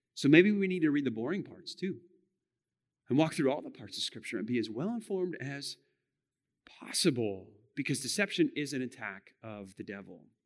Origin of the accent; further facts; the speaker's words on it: United States; we as American Christians